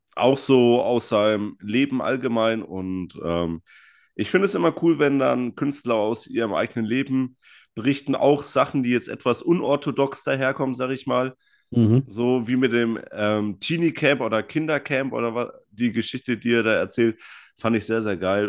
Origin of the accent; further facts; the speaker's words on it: Franconia, Bavaria, Germany; aus dem schönen Frankenland